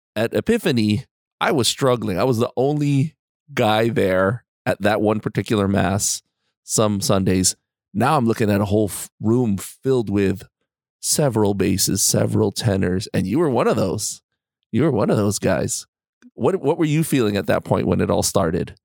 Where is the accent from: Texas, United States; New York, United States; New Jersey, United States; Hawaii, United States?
Hawaii, United States; moved away; I grew up in Hawaii